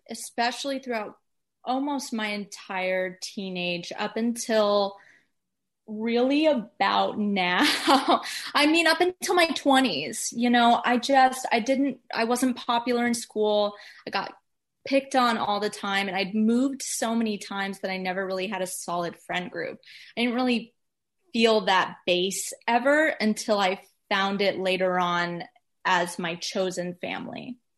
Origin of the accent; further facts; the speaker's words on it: Atlanta, Georgia, United States; also born or lived in Florida / New York; now in Los Angeles, United States; I'm kind of Atlanta, Georgia.